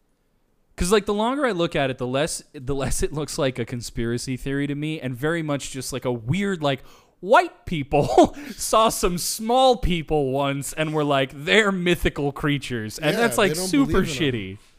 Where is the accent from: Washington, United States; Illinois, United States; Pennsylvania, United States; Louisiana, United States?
Washington, United States; Humptulips; I'm originally from Hump Tulip.